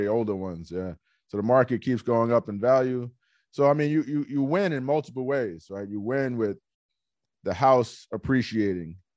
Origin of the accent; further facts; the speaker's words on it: New York City, New York, United States; I'm from Hollis, Queens